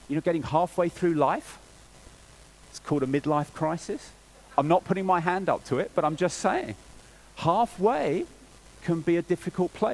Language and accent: English; England, United Kingdom; I'm English and English people